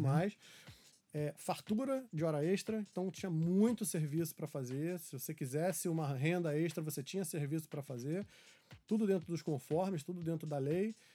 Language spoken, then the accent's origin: Portuguese; Rio de Janeiro, Brazil; eu sou carioca, nascido e criado aqui no Rio de Janeiro, grande parte da minha vida na Tijuca.